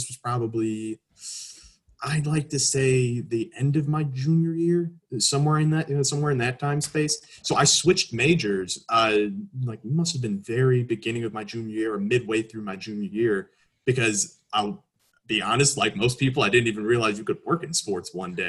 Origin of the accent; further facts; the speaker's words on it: Chicago, Illinois, United States; I've gone to games with my father, obviously being a Chicagoan my entire life.